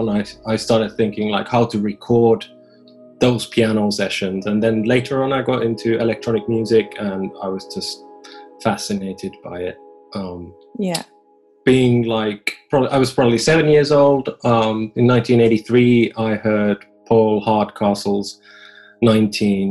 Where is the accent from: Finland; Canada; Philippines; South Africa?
Finland; I'm from Finland